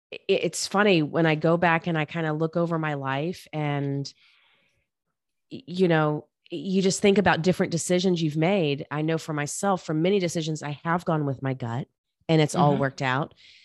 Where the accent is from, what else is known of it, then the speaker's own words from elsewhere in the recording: Charlotte, North Carolina, United States; I grew up in Charlotte, North Carolina.